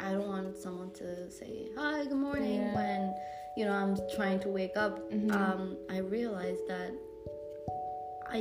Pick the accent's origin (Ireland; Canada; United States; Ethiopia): Ethiopia; Addis Ababa; now in Finland; I was growing up in Addis